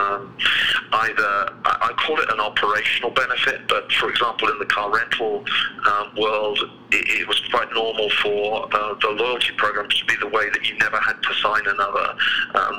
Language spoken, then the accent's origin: English; United Kingdom; moved away as an adult; now in United States; as you can probably tell from my accent, I'm not originally from around here. I was born in the UK, just to the south of London